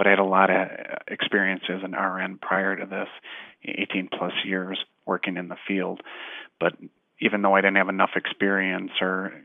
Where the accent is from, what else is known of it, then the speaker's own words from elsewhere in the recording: Fond du Lac, Wisconsin, United States; moved away as an adult; now in Kingman, United States; the area where I was born and raised in Fond du Lac, Wisconsin